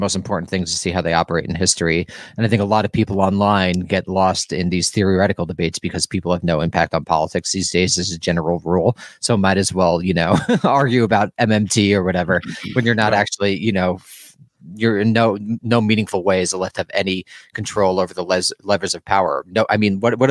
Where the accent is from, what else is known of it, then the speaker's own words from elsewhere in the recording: New York, United States; I'm from New York